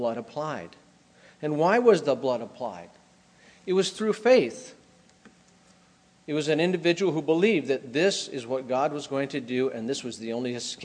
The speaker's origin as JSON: {"language": "English", "country": "United States", "tie": "born or raised there", "also_born_or_lived": "Brazil", "moved": "as an adult", "said": "I grew up in America"}